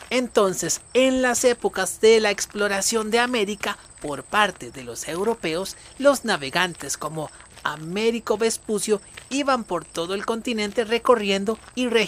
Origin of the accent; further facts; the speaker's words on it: Equatorial Guinea; born there; Solamente hay un país en África donde se habla español. Guinea Ecuatorial. Y es ahí donde yo nací